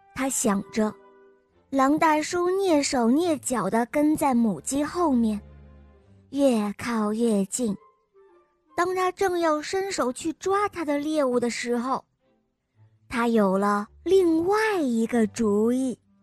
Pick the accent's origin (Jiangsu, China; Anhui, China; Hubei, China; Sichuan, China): Anhui, China; Hefei; 我今年六岁了，我来自安徽合肥